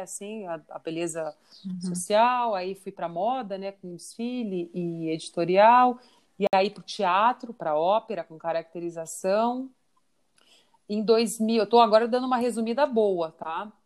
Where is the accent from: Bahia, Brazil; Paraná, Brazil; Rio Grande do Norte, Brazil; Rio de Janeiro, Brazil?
Paraná, Brazil; Curitiba; moved away as an adult; now in São Paulo, Brazil; eu sou mesmo de Curitiba